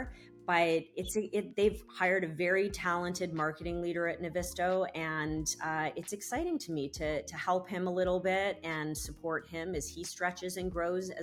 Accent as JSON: {"language": "English", "country": "Canada", "said": "I'm Canadian"}